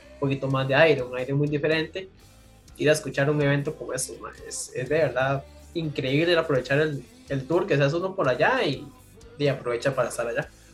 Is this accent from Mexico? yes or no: no; San José, Costa Rica; yo que soy de San José